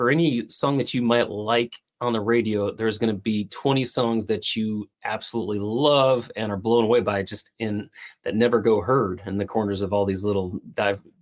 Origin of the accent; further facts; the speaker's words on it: Tucson, Arizona, United States; now in Nashville, United States; I grew up in Tucson, Arizona. I was an Air Force brat, and uh, so we moved around a little bit, just uh, wherever we got stationed, and then kind of just settled some roots in Tucson.